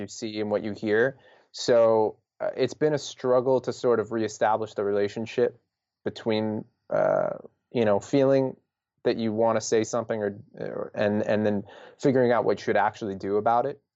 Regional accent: New York, United States; we're from New York

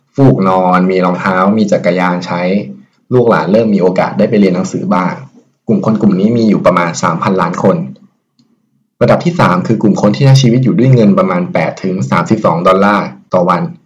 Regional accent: Thailand

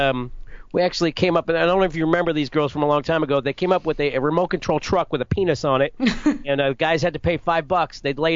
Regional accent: Clearwater, Florida, United States; now in Tampa, United States; I'm in Tampa. I grew up in Clearwater

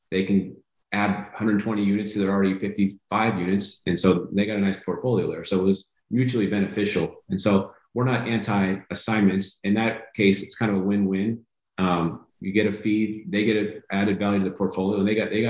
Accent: California, United States; Like I said, I'm from California, so lot, Kansas City is cold to me.

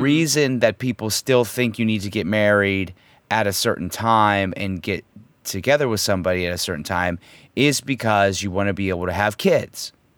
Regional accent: United States; as an American, myself, a true American as myself

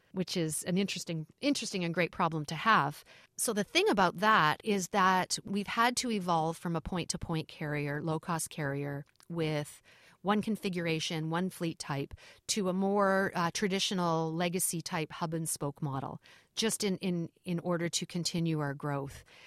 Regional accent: Canada; being Canadian, my children, my boys have grown up, uh, in hockey rinks

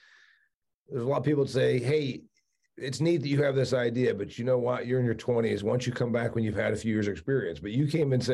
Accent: Northern Indiana, United States; where I was raised in Indiana. And, you know, there's no cotton where I'm from

